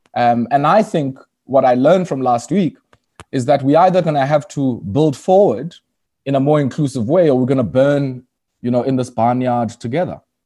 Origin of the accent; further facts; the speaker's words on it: Komani, Eastern Cape, South Africa; moved away as an adult; now in Johannesburg, South Africa; I was born in Kwamani, um, which is formerly known as Queenstown